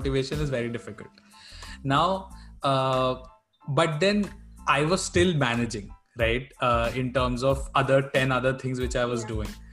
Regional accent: Bangalore, Karnataka, India; I'm from Bangalore

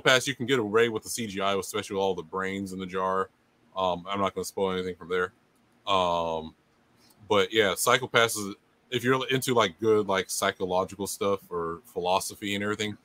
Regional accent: San Diego, California, United States; I'm born and raised in San Diego

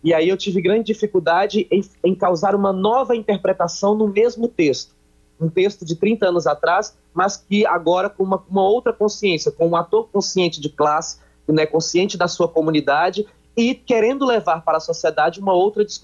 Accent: Ceará, Brazil; accent: cearense; moved away; eu lembro claramente que eu mudei um pouco o meu sotaque quando cheguei no Rio Grande do Sul, né, exatamente para tentar camuflar é, o meu arrastado cearense

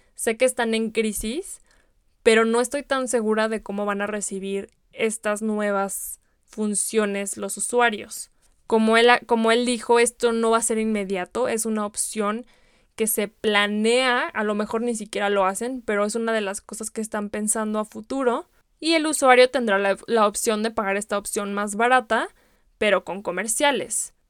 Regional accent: Guadalajara, Jalisco, Mexico; yo soy de Guadalajara, incluso en Guadalajara hemos tenido producciones de Netflix

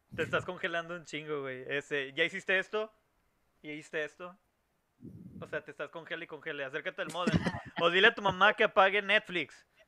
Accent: Mexico

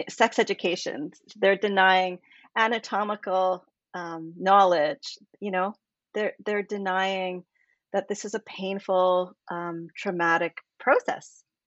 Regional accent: Canada; I'm from Canada

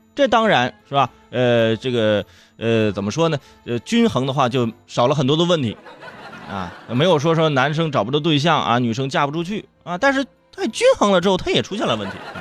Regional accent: Northeast China, China; 我就是东北人

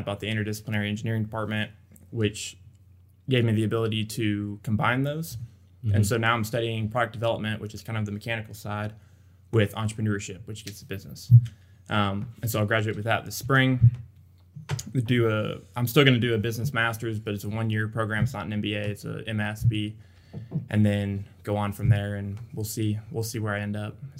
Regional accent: Dickinson, Texas, United States; So I'm from Dickinson, which is near Galveston, between Houston and Galveston. Grew up there my whole life.

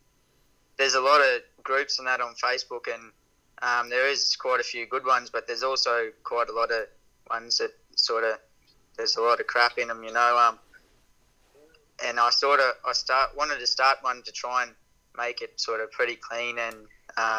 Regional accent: Brisbane, Queensland, Australia; also born or lived in Murgon, Queensland; I was born in Brisbane, and then sort of high school, me and my old boy moved out to Mergan

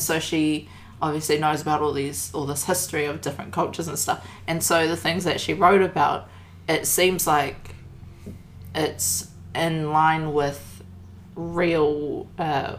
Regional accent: Papakura, Auckland, New Zealand; We're from... we grew up in Kura.

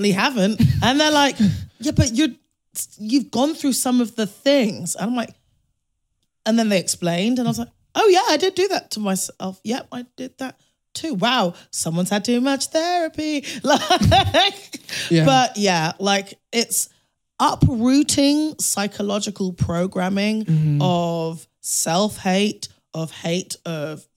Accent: United Kingdom; moved away as an adult; now in United States; as a Brit

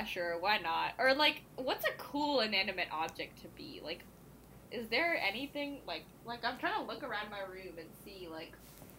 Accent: India; I don't think I would, like, recognize the version of myself that was born and raised in India, you know?

